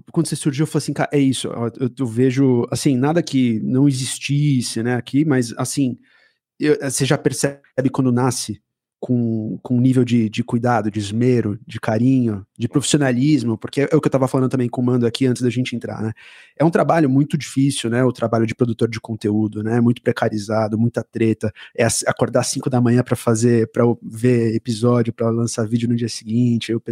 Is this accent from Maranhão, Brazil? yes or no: no; Maceió, Alagoas, Brazil; eu também sou nordestino, eu sou de Alagoas, Maceió, ali do lado.